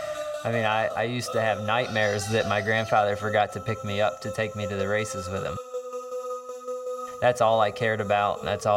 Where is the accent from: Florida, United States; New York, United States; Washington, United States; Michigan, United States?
Florida, United States; Growing up in Florida